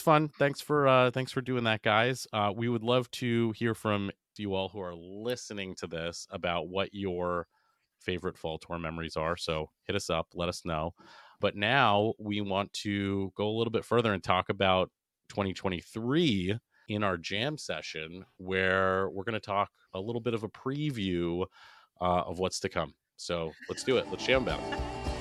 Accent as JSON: {"language": "English", "region": "New England", "country": "United States", "tie": "born or raised there", "said": "Mohegan Sun and Foxwoods growing up in New England were huge because it was the only place that you could go to gamble"}